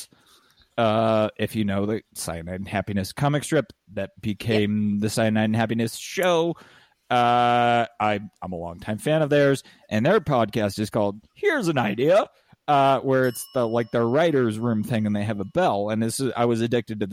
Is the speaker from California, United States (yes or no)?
yes; San Diego County, California, United States; also born or lived in La Jolla; I was born in La Jolla, but I grew up largely in San Diego County